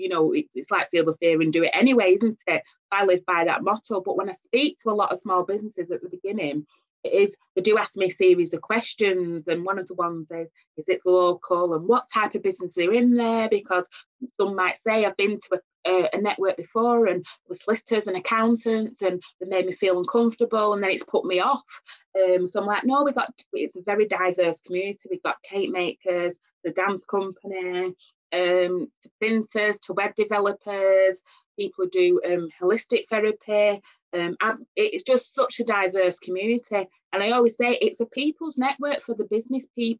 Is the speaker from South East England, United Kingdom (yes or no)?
no; Oldham, North West England, United Kingdom; accent: northern; I was born and bred in Oldham.